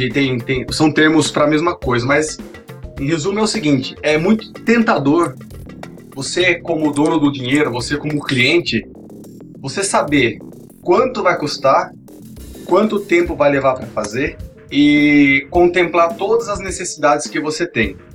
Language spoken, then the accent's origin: Portuguese; Sorocaba, São Paulo, Brazil; eu sou de Sorocaba, trabalho com desenvolvimento de software